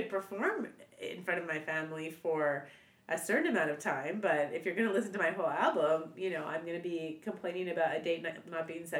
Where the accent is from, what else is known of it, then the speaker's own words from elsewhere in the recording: Canada; I grew up in Canada